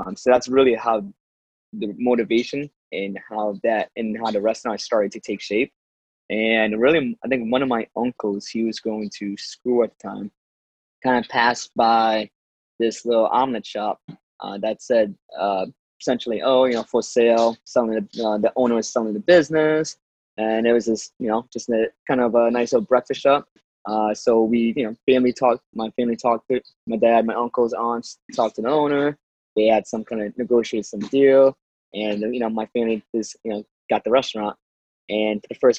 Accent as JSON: {"language": "English", "town": "East Hartford", "region": "Connecticut", "country": "United States", "tie": "born or raised there", "said": "I'm from East Hartford, Connecticut. Been in Connecticut all my life"}